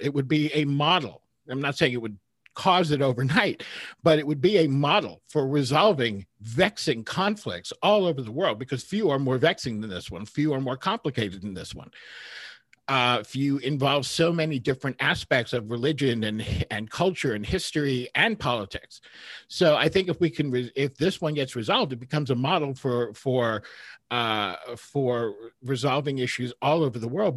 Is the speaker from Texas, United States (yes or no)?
no; New York, United States; I was raised Orthodox Jewish in New York